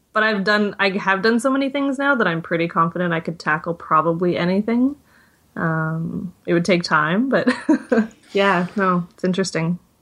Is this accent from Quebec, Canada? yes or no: no; Victoria, British Columbia, Canada; also born or lived in Vancouver; moved back to my hometown, which is Victoria, B C